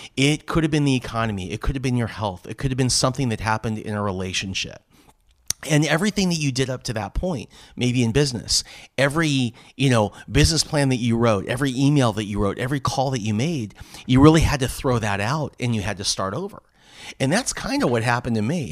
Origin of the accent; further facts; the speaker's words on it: Los Angeles, California, United States; also born or lived in San Diego; I grew up in Southern, in Southern California, Los Angeles